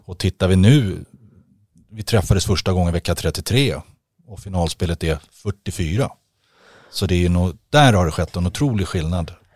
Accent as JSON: {"language": "Swedish", "town": "Stockholm", "region": "Stockholm County", "country": "Sweden", "said": "som stockholmare"}